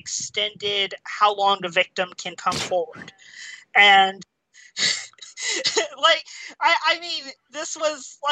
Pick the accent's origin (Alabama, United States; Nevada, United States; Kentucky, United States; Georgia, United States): Georgia, United States; also born or lived in Baltimore, Maryland; she raised me in like the backwoods in Georgia, in the middle of nowhere